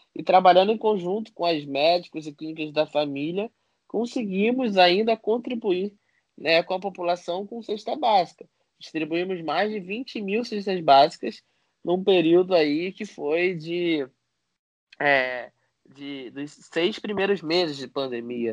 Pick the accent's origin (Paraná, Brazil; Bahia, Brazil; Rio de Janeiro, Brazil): Rio de Janeiro, Brazil; do complexo do alemão. Eu falo mesmo, com muito orgulho que sou daqui